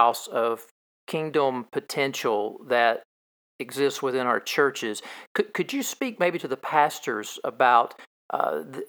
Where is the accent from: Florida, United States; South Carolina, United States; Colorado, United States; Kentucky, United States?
Kentucky, United States; I am from Kentucky